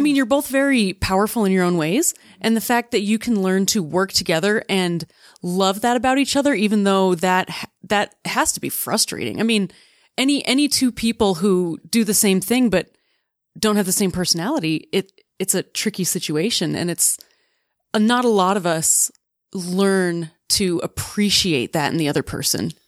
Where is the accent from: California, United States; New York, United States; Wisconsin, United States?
Wisconsin, United States; Oconomowoc; moved away; my hometown in Oconomowoc had Mount Olympus